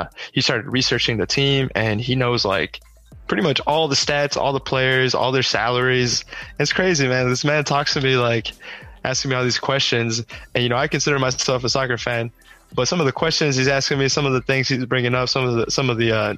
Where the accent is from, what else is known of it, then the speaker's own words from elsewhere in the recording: Houston, Texas, United States; also born or lived in Austin, Texas; I was born and raised in Houston. I lived there 18 years, and I came to Austin for college.